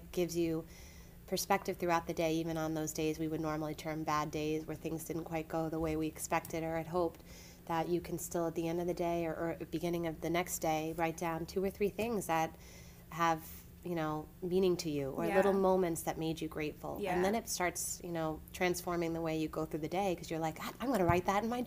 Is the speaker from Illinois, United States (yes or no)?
no; Lower Westchester County, New York, United States; also born or lived in Boston; I grew up in Lower Westchester County